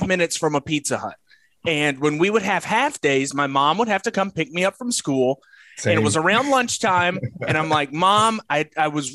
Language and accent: English; Wilmington, United States; that's what I grew up on here in Wilmington